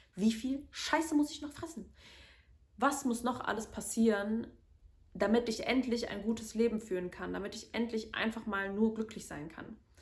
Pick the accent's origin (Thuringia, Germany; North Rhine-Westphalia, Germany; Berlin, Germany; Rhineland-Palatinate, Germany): North Rhine-Westphalia, Germany; Cologne; also born or lived in Medellín, Colombia; now in Bonn, Germany; Ich bin in Köln geboren und in der Nähe von Köln aufgewachsen, im Vorort